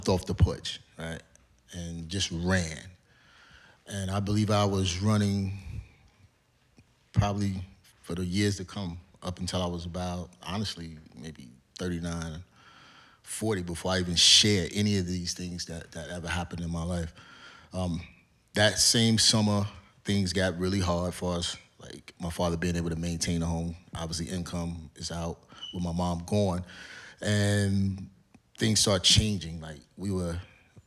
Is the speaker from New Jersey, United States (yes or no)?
no; Cleveland, Ohio, United States; moved away as an adult; now in Georgia, United States; I grew up in Cleveland. I'm on the east side, in the inner city